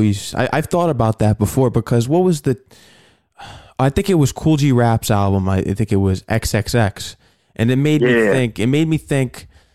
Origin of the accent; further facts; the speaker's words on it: Connecticut, United States; I'm from Connecticut.